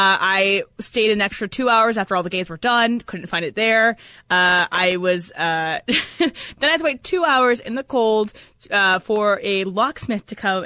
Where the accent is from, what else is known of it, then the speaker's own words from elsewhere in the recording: East Coast, United States; moved away; also born or lived in Connecticut; I'm from the East Coast.